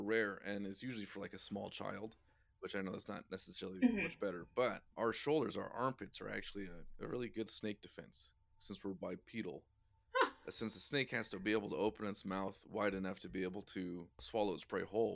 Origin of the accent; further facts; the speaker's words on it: Idaho, United States; born and raised in Idaho